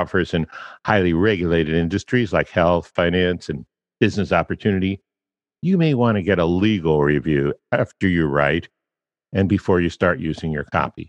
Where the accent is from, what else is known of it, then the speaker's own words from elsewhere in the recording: Washington, District of Columbia, United States; moved away; Washington, D.C., I was born there